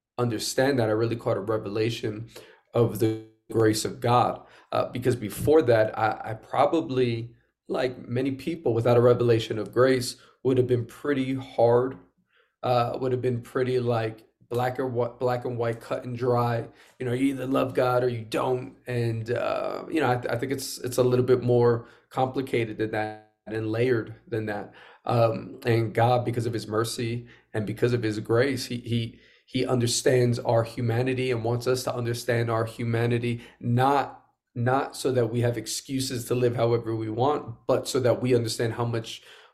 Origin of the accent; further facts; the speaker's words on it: New York City, New York, United States; I'm born and raised in Queens, New York.